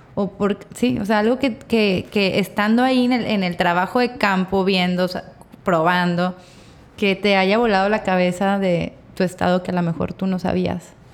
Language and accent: Spanish; Torreón, Coahuila, Mexico; now in Sinaloa, Mexico; soy de Torreón, pero yo soy de aquí